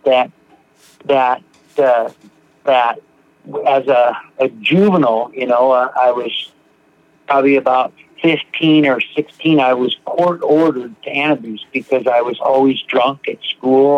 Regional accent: Seattle, Washington, United States; I'm from Seattle, Washington. Grew up here

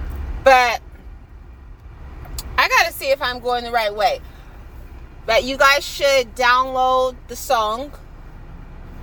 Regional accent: California, United States; I am from California

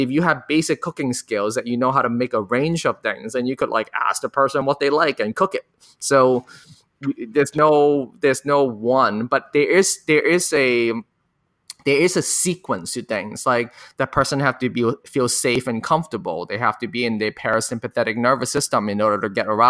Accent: Hong Kong; now in United States; I grew up in Hong Kong and being an Asian American in the US

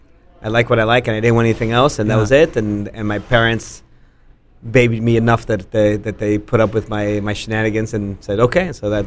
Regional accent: Mexico City, Mexico; moved away; also born or lived in Austin, Texas; growing up in Mexico

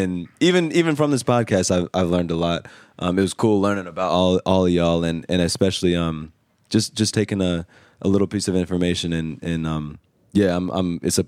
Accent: Charlotte, North Carolina, United States; I'm from Charlotte, North Carolina, recording artist.

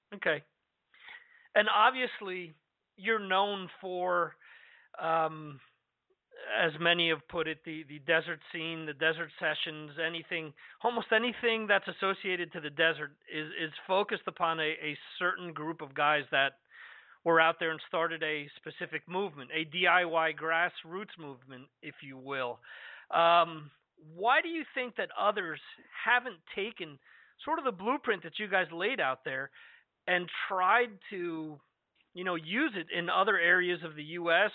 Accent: New Jersey, United States; moved away; I'm originally from New Jersey

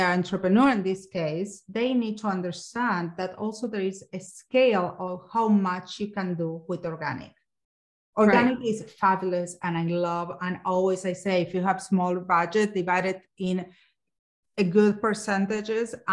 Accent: Argentina; growing up in Argentina, of course, everyone has Coke and Pepsi, but we were a Coke family.

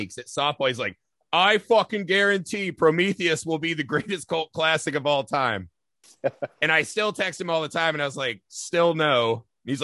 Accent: Indiana, United States; moved away; also born or lived in Los Angeles; I'm from Indiana

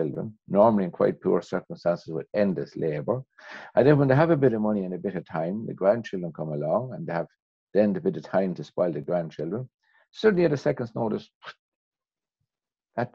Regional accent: Ireland; despite being an Irishman

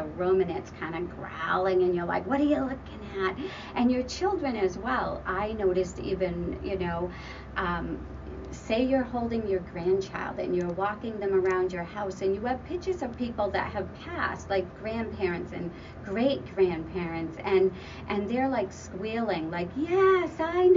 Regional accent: Winchendon, Massachusetts, United States; Central Street in Winchendon, Mass., which is my hometown

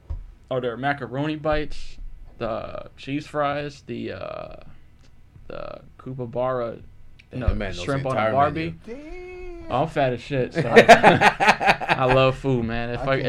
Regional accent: New York City, New York, United States; now in Florida, United States; I'm actually from the suburbs. I'm from Staten Island, New York

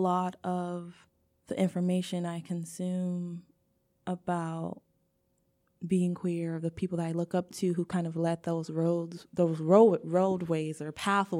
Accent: Nigeria; now in United States; what does queerness look like being a Nigerian, where because of like colonialism, we've been told there's only really two genders

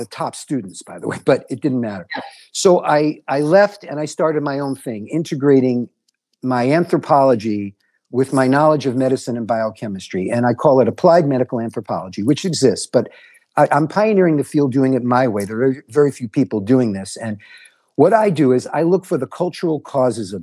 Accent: New York City, New York, United States; also born or lived in Galveston, Texas / Durham, North Carolina; now in Hawaii, United States; I grew up in New York City

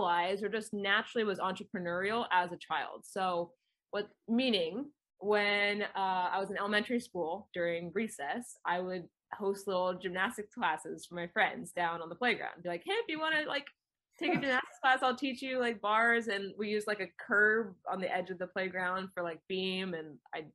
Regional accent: Manhattan Beach, California, United States; I grew up in Manhattan Beach, California, so right next to LAX

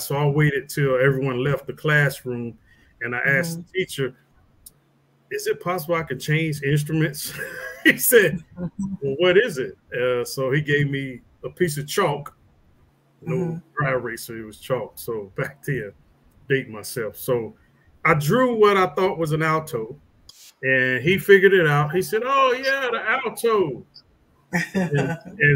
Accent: Louisville, Kentucky, United States; Louisville, my hometown

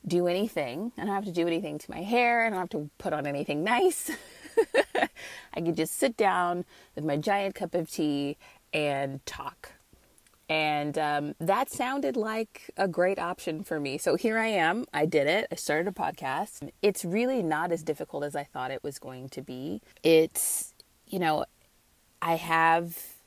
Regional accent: Northern California, United States; moved away as an adult; now in Southern California, United States; I hail from Northern California

